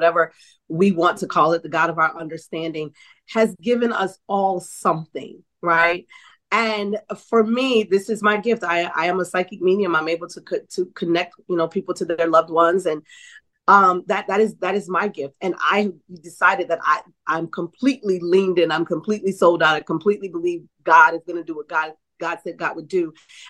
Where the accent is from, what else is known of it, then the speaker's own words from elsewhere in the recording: New Orleans, Louisiana, United States; I'm from New Orleans.